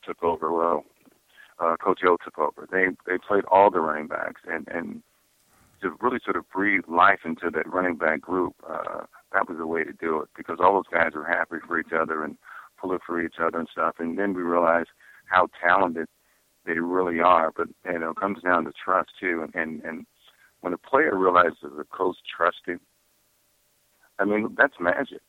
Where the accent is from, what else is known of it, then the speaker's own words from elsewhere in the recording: San Diego, California, United States; I was from San Diego